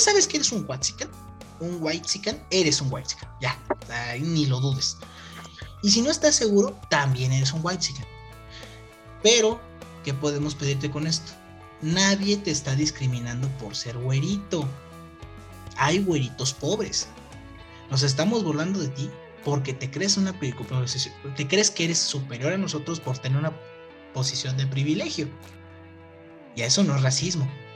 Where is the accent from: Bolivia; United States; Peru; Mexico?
Mexico; uno como mexicano